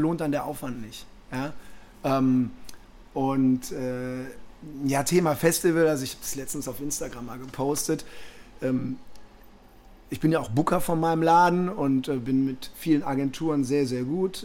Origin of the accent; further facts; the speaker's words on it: Düsseldorf, North Rhine-Westphalia, Germany; ich bin Düsseldorfer Jung